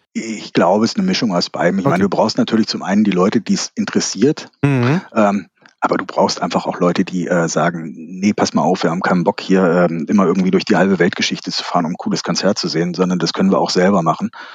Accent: Kassel, Hesse, Germany; Aus Kassel. Born and raised in Kassel.

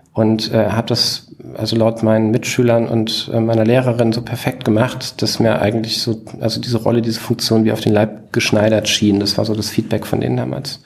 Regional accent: Bruchköbel, Hesse, Germany; moved away as an adult; also born or lived in Hanau / Aschaffenburg; ich bin in Hanau geboren und in Bruchköbel. Das ist dieser zwanzigtausend Seelenort in der Nähe von Frankfurt, ähm, groß geworden

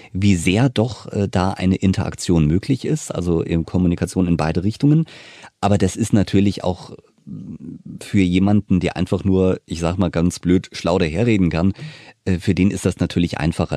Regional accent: Wiesbaden, Hesse, Germany; ich bin ja aufgewachsen in Wiesbaden, wir sind ja beide Hesse

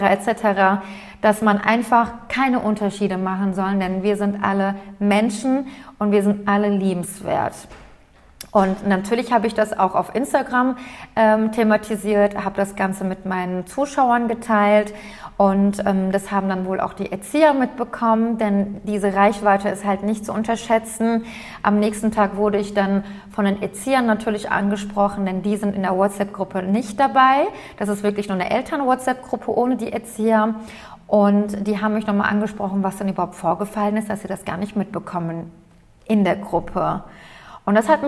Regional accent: Aydın, Turkey; now in Germany; Heimat ist für mich Eiden

